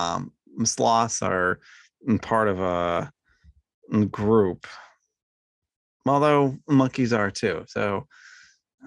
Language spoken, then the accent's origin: English; New York, United States; moved away; where I grew up in New York.